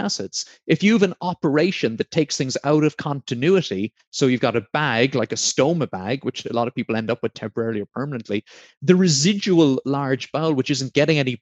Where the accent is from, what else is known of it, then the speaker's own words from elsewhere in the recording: Blarney, Munster, Ireland; also born or lived in Sheldon, Devon, England; now in Devon, United Kingdom; I'm from Blarney in County Cork.